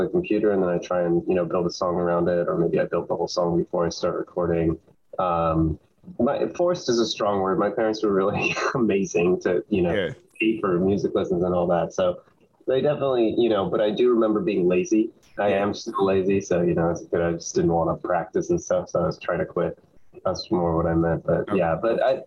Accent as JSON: {"language": "English", "town": "Davis", "region": "California", "country": "United States", "tie": "born or raised there", "also_born_or_lived": "Berkeley, California", "lives_now": "Los Angeles, United States", "said": "I grew up in Davis, California, close to Sacramento."}